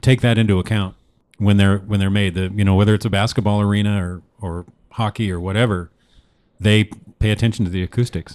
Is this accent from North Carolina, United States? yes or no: no; Newport, Oregon, United States; moved away; I grew up in Newport, okay, so small town on the West Coast